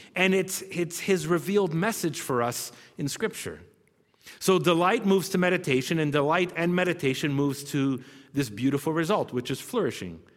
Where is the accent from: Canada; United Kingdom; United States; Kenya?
Canada; we're Canadian